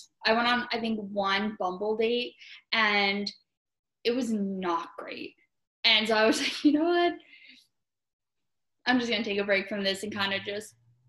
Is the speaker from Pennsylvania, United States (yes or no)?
yes; Yardley, Pennsylvania, United States; moved away as an adult; also born or lived in Philadelphia; now in New York, United States; I'm also from Pennsylvania, from Yardley, which is actually neighboring towns to Newtown from Nick. So we actually grew up in the same county right by each other